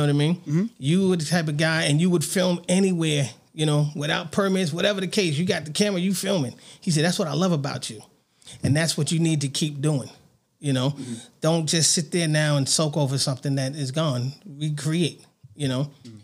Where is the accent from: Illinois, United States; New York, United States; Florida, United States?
New York, United States; New York City; now in Las Vegas, United States; I grew up on Bathgate Avenue.